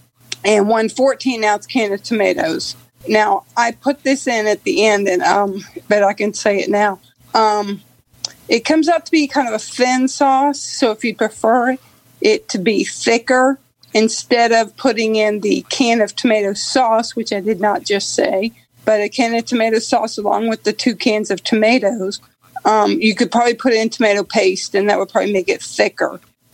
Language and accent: English; Metairie, Louisiana, United States; I'm actually from Metairie, Louisiana, which is like a suburb of New Orleans.